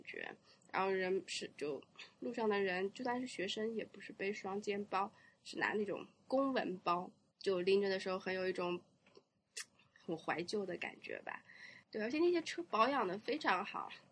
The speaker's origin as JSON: {"language": "Chinese", "country": "China", "tie": "born or raised there", "said": "我小时候在中国也没有看到过这么多，这么可爱的汽车"}